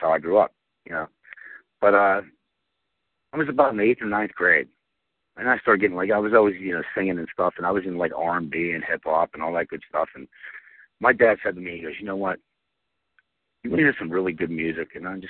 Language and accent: English; Aliquippa, Pennsylvania, United States; Well, I grew up in Aliquippa